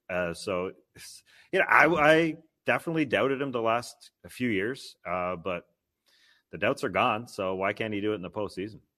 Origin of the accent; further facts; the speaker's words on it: Canada; as a Canadian